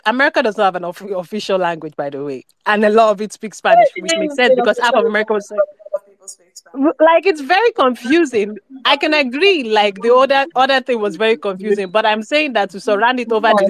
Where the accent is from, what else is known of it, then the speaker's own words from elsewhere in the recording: Nigeria; as a Nigerian